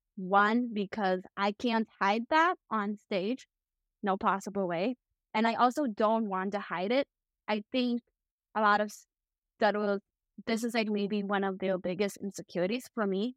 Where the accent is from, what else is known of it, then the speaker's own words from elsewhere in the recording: Chicago, Illinois, United States; also born or lived in Hubei, China; My parents adopted me when I was, like, two, and then I was brought appeal to Chicago